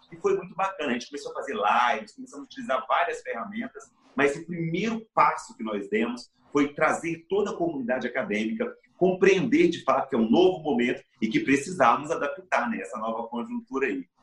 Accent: Espírito Santo, Brazil; born there; Eu nasci no interior do Espírito Santo, na região das montanhas

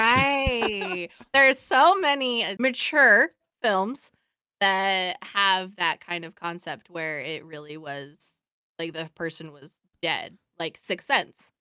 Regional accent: Oregon, United States; I grew up over on the mainland. I grew up in, in Oregon

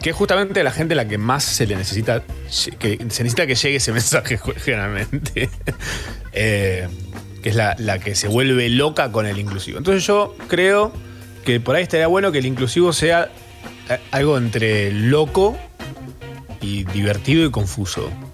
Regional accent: Argentina; todas esas cosas que nos representan como argentinos

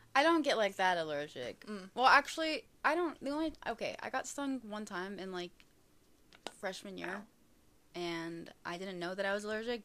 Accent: United States; I am very American

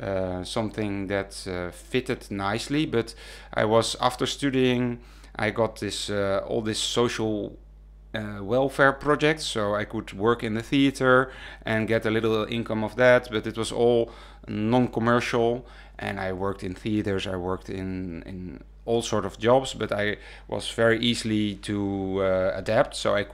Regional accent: Wageningen, Gelderland, Netherlands; And I come from Wageningen.

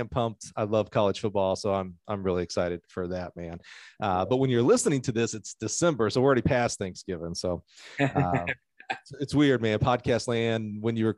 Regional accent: Eufaula, Alabama, United States; I grew up in Eufaula, Alabama.

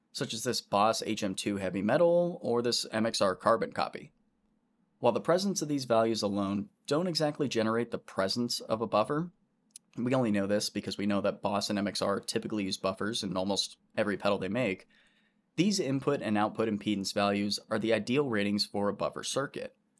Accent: Orlando, Florida, United States; I grew up right around Orlando in Central Florida

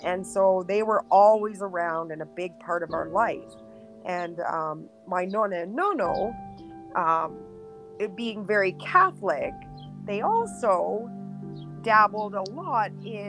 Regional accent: Yellowknife, Northwest Territories, Canada; born there; So I was born actually in Yellowknife, the Northwest Territories

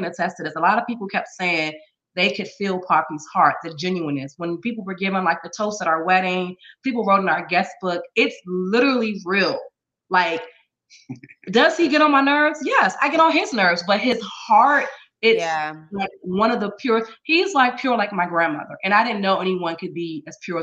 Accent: Maryland, United States; I'm from Maryland, Maryland

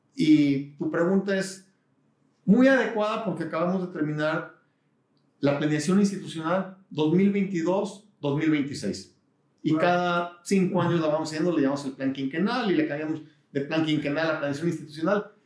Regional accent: Guadalajara, Jalisco, Mexico; also born or lived in San Diego / Houston; yo nací en Guadalajara, 1962. Este año cumplo 60 años. Me siento joven. Eh, quiero mucho Guadalajara, creo que es una gran ciudad. Eh, toda mi vida he estado aquí

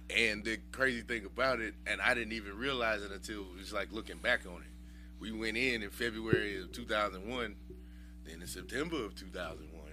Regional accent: Houston, Texas, United States; I'm from Houston.

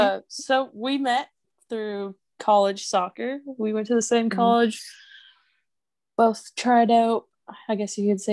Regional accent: Ontario, Canada; now in Georgia, United States; I am from Ontario, Canada. I am currently living in Georgia. Made a move to America.

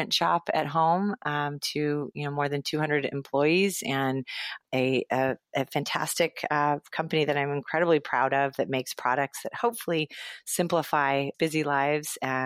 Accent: Los Angeles, California, United States; I grew up in Los Angeles, went to UCLA

